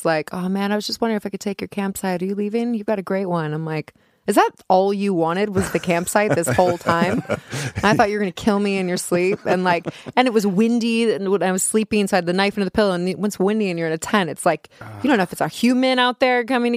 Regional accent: Topanga, California, United States; I grew up in Topanga

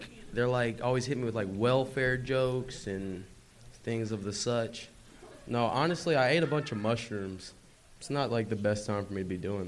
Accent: South Carolina, United States; moved away as an adult; now in Los Angeles, United States; I'm from South Carolina

